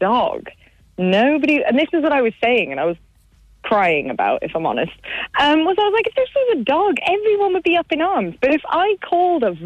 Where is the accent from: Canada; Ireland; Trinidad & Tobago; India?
Ireland; Kilkenny, Leinster; I grew up in Kilkenny, and I was underage in Langton's